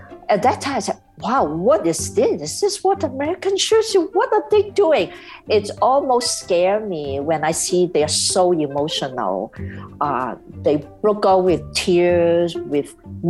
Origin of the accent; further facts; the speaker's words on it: Hong Kong; English is a second language; moved away as an adult; now in United States; I realize they don't understand my accent. They don't get my broken English